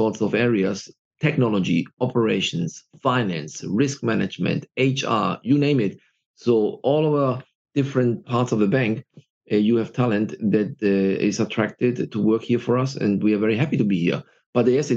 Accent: Black Forest, Baden-Württemberg, Germany; moved away as an adult; also born or lived in Spain / United Kingdom / Boston, United States; now in Ireland; So I'm indeed Spanish, but born and raised in Germany in the Black Forest. And I left my hometown at the age of 27

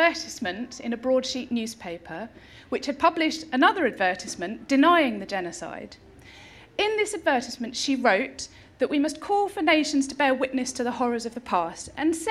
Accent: Chelmsford, East of England, United Kingdom; accent: Essex; I was born in Essex, in Chelmsford, in 1979

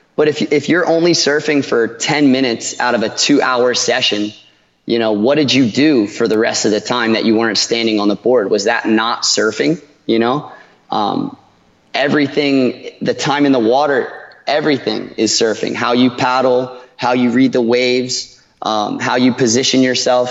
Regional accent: Ocean City, New Jersey, United States; moved away as an adult; also born or lived in Costa Rica; now in Panama City, Panama; I grew up in Ocean City.

